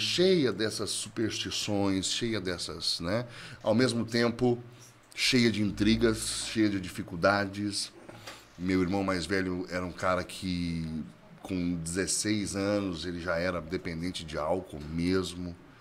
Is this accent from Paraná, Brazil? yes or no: yes; Curitiba, Paraná, Brazil; eu sou natural de Curitiba, né, no Paraná